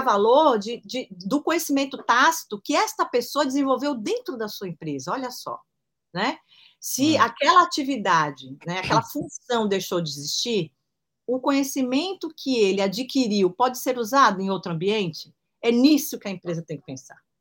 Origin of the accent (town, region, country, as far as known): Brazil